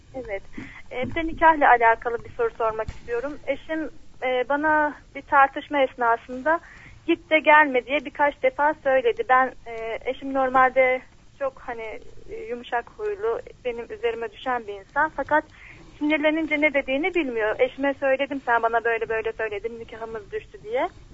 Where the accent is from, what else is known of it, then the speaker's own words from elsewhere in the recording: Bolu, Bolu Province, Turkey; now in Istanbul, Turkey; memleketimde Bolu'da doğdum